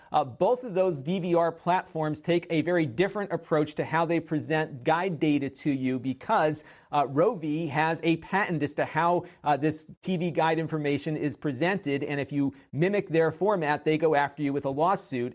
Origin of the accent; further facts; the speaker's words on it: Connecticut, United States; my home state of Connecticut